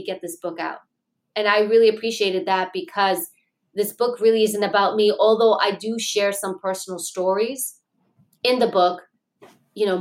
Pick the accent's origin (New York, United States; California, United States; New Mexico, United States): New York, United States; New York City; I grew up in Queens, New York